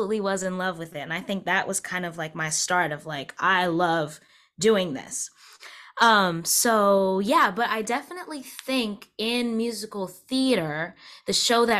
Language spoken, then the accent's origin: English; Wake Forest, North Carolina, United States; I'm from Wake Forest